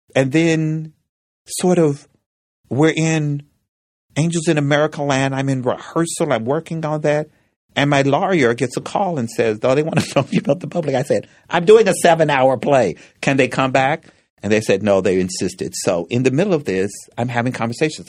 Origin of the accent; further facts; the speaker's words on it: Frankfort, Kentucky, United States; when I was growing up in Frankfort, Kentucky, for the first five or six years of my life, it was a segregated town.